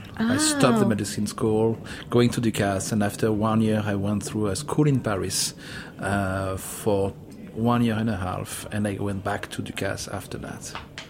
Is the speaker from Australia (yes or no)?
no; Monaco; now in New York, United States; I grew up born and grew up in Monaco.